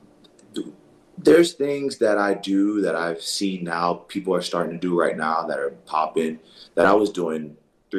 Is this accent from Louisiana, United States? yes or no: yes; New Orleans, Louisiana, United States; I grew up in a part of New Orleans where, I went to, it was a predominantly black school